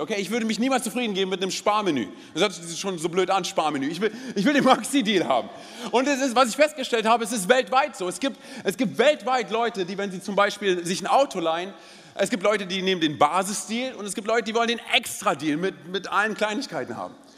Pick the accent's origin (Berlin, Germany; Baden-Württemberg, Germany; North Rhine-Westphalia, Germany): Berlin, Germany; ich bin gebürtiger Berliner.